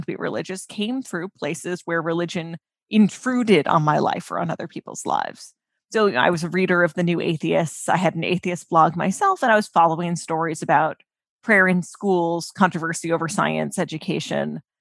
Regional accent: United States; we're American

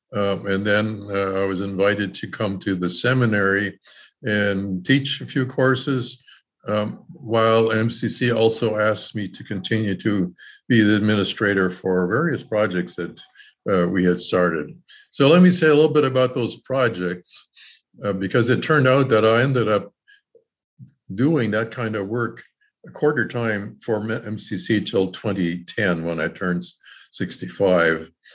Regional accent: Canada; now in Elkhart, United States; I was born in Canada

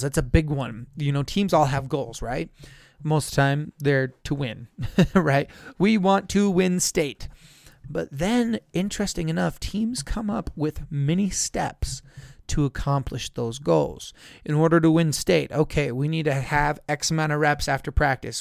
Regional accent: San Juan County, Utah, United States; now in Tooele County, United States; I grew up in San Juan County, where we just had a set, same seven classes every single day.

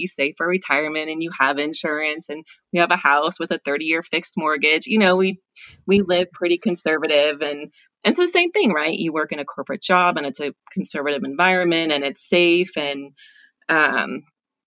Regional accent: Southern California, United States; I grew up in Southern California

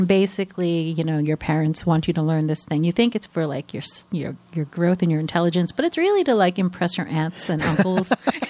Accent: New York, United States; So it's pretty rare, so I can say that even though I don't sound like I'm from New York, I am a native New Yorker.

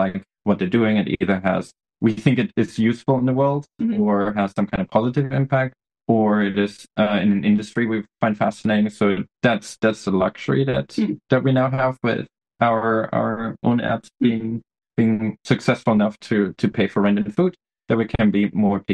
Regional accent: Germany; English is a second language; moved away as an adult; I grew up in Germany.

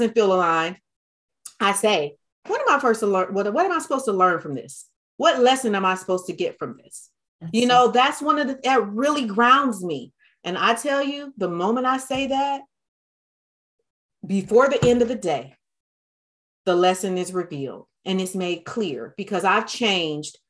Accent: Detroit, Michigan, United States; I grew up in Detroit, Michigan

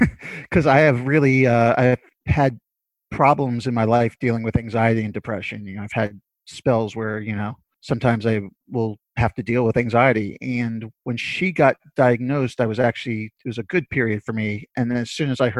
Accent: New York City, New York, United States; I'm from Brooklyn, born and raised, still living there

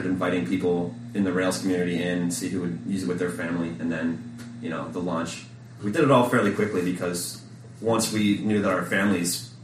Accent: Midwest, United States; now in California, United States; we're both from the Midwest, and we moved out to sunny California

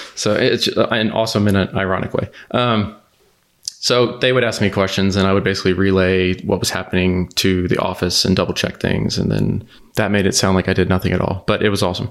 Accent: The Woodlands, Texas, United States; I grew up outside of Houston

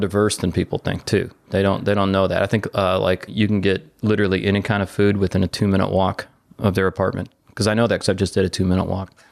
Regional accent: Detroit, Michigan, United States

